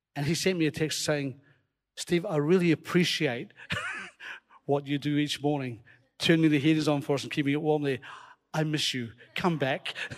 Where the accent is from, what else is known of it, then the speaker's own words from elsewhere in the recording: Scotland, United Kingdom; accent: Scottish; You hear my Scottish accent coming out there